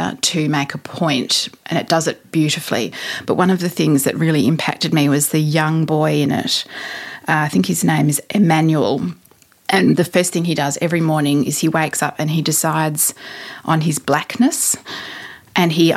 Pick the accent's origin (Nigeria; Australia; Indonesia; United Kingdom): Australia; being an Australian